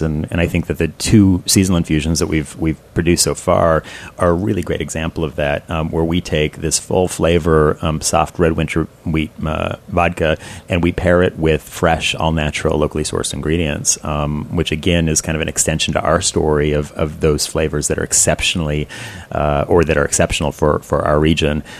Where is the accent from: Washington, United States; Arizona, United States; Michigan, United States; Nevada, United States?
Washington, United States; Seattle; now in Columbus, United States; I'm originally from Seattle